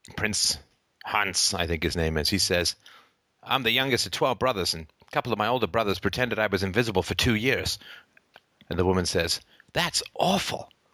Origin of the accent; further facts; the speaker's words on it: Ireland; I happen to be born in Ireland.